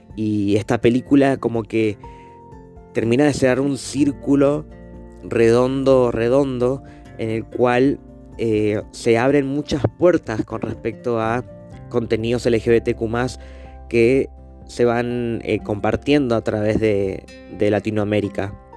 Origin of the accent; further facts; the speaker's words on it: Mendoza, Argentina; Mendoza está al lado de Chile y para nuestra provincia mucha gente va muy seguido para Chile